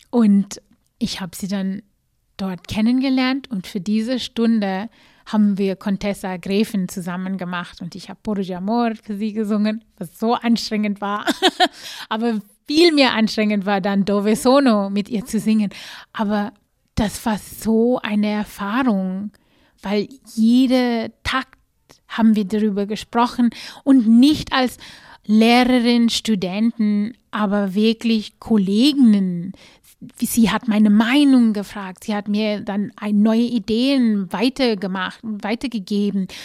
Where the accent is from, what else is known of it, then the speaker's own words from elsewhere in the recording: South Africa; ich komme aus Südafrika, ganz bestimmt kenne ich das Lied.